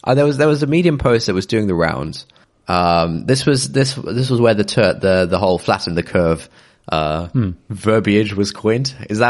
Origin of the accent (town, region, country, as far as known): United Kingdom; now in London, United Kingdom